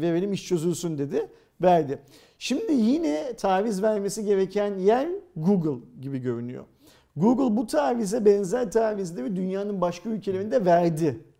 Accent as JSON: {"language": "Turkish", "country": "Turkey", "said": "Ben bir Türk olarak"}